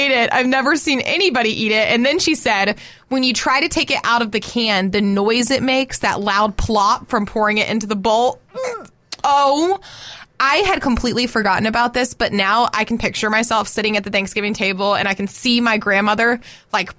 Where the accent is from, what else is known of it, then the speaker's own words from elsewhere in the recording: the South, United States; I've been here since I was 3